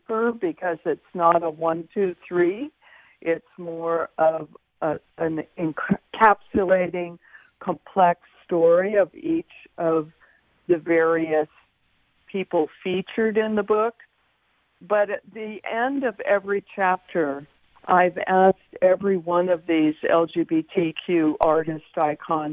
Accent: San Francisco, California, United States; growing up in San Francisco

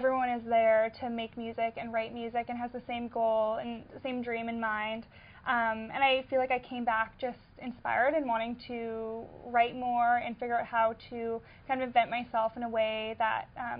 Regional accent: Winnipegosis, Manitoba, Canada; my hometown is Winnipegosis, Manitoba, and it is about 4.5 hours north of here.

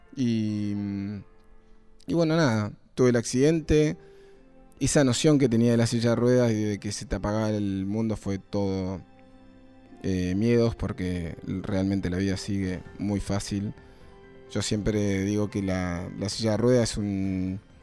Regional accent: Neuquén, Argentina; Yo soy de Neuquén

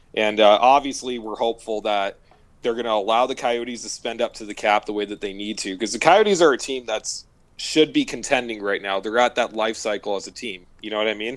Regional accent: Phoenix, Arizona, United States; growing up in Phoenix

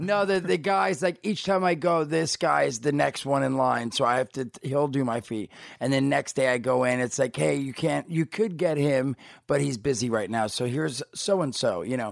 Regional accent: New Jersey, United States; moved away; I grew up in Jersey

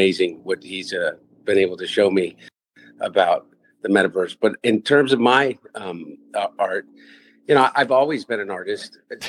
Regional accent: United States; I grew up in the Brandywine Valley and spent a lot of time at the Brandywine River Museum

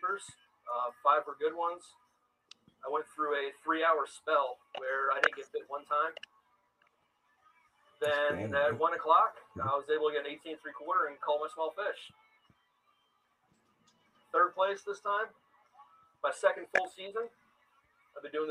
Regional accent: Illinois, United States; I'm from Illinois

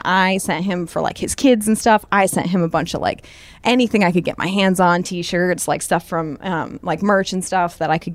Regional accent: northern Indiana, United States; I am from, like, a really small town in northern Indiana, like about an hour and a half outside of Chicago

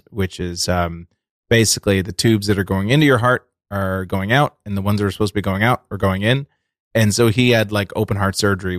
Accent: Massachusetts, United States; I am from Massachusetts.

